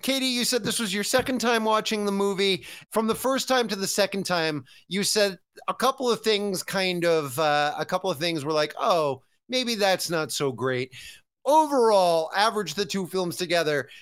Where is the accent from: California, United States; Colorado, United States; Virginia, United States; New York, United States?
California, United States; as a Californian